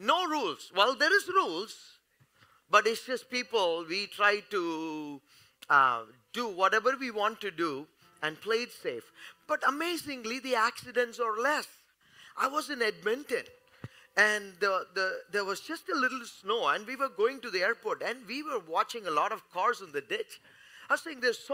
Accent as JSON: {"language": "English", "country": "India", "said": "I am from India."}